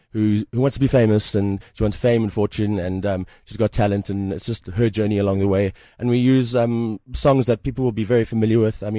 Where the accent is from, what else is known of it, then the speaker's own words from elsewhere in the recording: Port Elizabeth, Eastern Cape, South Africa; moved away; I'm from Port Elizabeth originally.